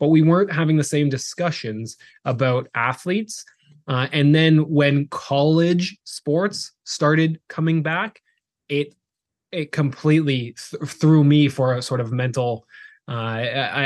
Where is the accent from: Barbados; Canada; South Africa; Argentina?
Canada; moved away as an adult; also born or lived in South Carolina; we are Canadian. Grew up in Canada